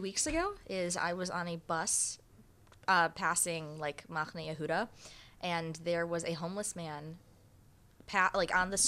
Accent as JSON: {"language": "English", "town": "Detroit", "region": "Michigan", "country": "United States", "moved": "yes", "said": "I'm from Michigan, Detroit, Michigan"}